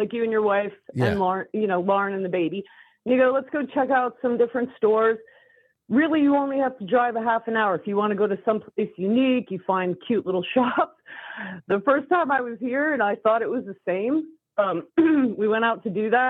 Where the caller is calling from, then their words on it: Washington, United States; from Eastern Washington.